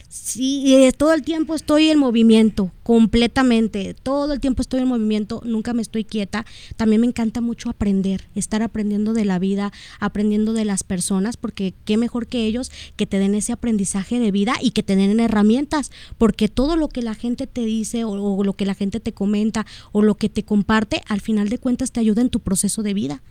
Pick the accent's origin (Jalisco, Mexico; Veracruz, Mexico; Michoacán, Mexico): Jalisco, Mexico; Guadalajara; soy de aquí de Guadalajara, Jalisco.